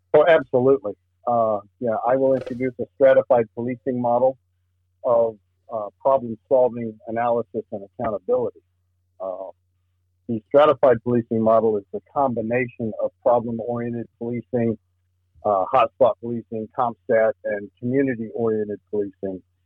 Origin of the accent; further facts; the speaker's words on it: Lakeland, Florida, United States; moved away as an adult; also born or lived in Miami; now in Clay County, United States; working in Polk County as a deputy sheriff, where I grew up. Uh, I, my hometown was Lakeland.